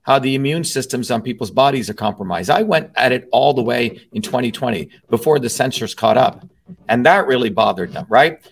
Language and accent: English; Newark, New Jersey, United States; growing up in Newark, New Jersey, one of the poorest cities in the United States, a low caste Indian growing up in Newark, New Jersey